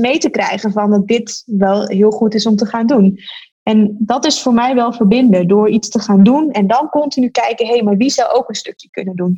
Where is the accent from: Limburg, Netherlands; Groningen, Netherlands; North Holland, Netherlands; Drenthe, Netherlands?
Groningen, Netherlands; ik ben een geboren en getogen Groningse. En ehm, het is daarom natuurlijk extra fantastisch dat je voor je eigen stad mag werken